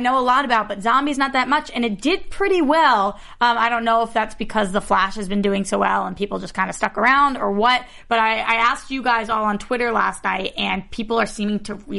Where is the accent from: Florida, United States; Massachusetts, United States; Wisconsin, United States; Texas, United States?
Massachusetts, United States; Boston; I'm from Boston.